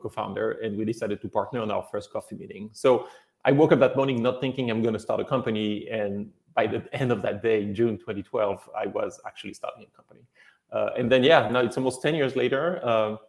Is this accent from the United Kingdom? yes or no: no; France; moved away as an adult; also born or lived in China; now in United States; Originally from France